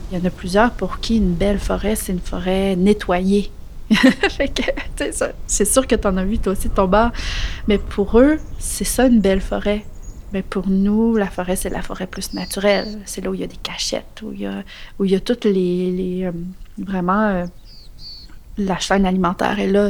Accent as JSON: {"language": "French", "area": "Beauce", "region": "Quebec", "country": "Canada", "tie": "born or raised there", "moved": "yes", "lives_now": "Îles-de-la-Madeleine, Canada", "said": "j'ai grandi en Beauce"}